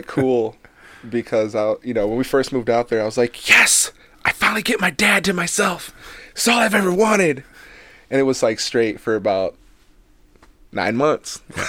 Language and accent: English; California, United States; also born or lived in Bay City, Michigan; Born in Bay City. And then when I was like 7, I moved out to Cali to finally like live with my dad.